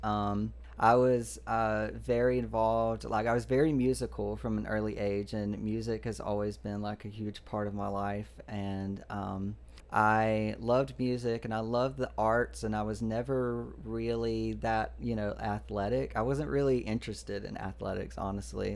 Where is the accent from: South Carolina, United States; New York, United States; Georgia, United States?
Georgia, United States; I grew up in Georgia